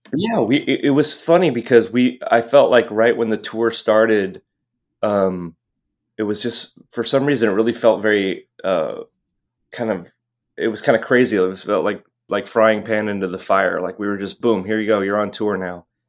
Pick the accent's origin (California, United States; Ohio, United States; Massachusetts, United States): California, United States; Los Angeles; moved away as an adult; also born or lived in Hermosa Beach / Santa Monica / Pacific Palisades; now in San Francisco, United States; I spent the first half of my life in, in Los Angeles